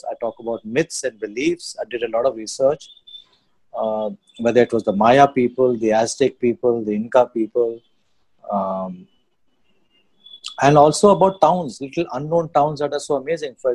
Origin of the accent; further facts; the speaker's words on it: Sivasagar, Assam, India; I'm from Sibsagar.